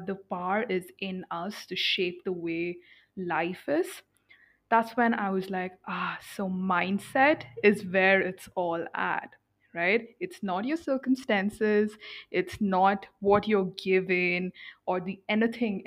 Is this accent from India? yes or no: yes; India; I am born and brought up in India in a middle class family